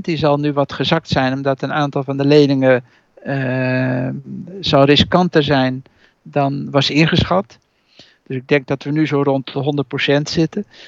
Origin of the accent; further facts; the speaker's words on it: Utrecht, Netherlands; als Utrechter